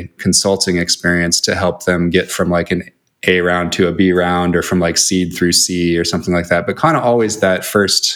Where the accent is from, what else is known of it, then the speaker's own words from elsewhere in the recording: Seattle, Washington, United States; also born or lived in Chicago; now in Los Angeles, United States; I'm from Seattle